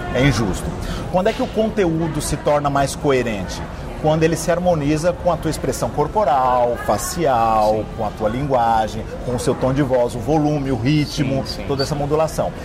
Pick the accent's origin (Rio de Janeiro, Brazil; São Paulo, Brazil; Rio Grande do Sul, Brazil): São Paulo, Brazil; also born or lived in Minas Gerais; Eu sou mineiro, radicado em São Paulo, mudei para São Paulo com 6, 7 anos de idade